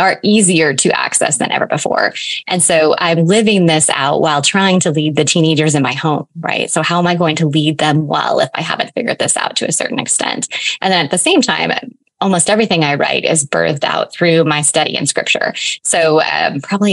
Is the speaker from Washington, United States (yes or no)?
yes; eastern Washington State, United States; I have lived here my entire life. I actually live like 20 miles from where I was born